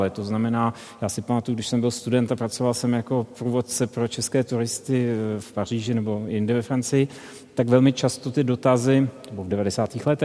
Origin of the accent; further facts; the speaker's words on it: Czechia; pro mě ne, protože jsem byl Čech v roce 92, který viděl poprvé Černocha profesora matematiky